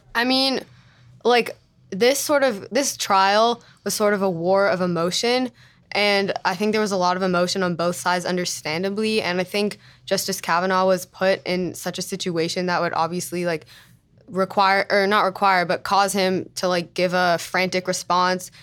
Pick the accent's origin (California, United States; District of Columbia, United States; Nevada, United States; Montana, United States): California, United States; Los Angeles; I'm from L